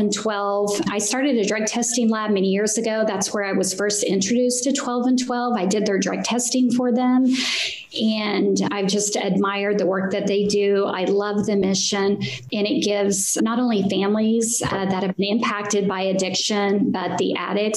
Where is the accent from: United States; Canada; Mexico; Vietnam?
United States; Tulsa, Oklahoma; I was born in Tulsa, Oklahoma on the west side and come from a large family, 8 of us